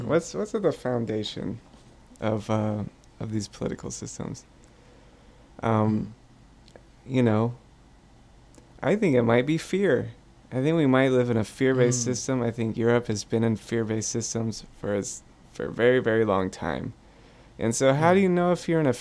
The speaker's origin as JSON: {"language": "English", "town": "Pensacola", "region": "Florida", "country": "United States", "tie": "born or raised there", "said": "I'm from Pensacola, which had the worst water in the country. We knew that it was dangerous to drink the water, okay, for the time I was growing up"}